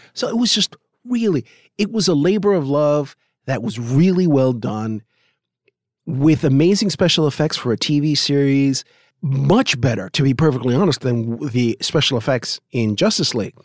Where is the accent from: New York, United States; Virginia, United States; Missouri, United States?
New York, United States; I could speak Yiddish because I grew up in New York